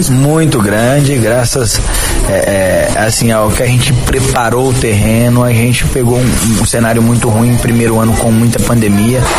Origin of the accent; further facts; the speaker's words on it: Aparecida do Taboado, Mato Grosso do Sul, Brazil; eu nasci, cresci, fui criado aqui em Aparecida Boado, saí apenas para estudar, onde me formei de cirurgião dentista, então minha família toda é daqui, desde o início da cidade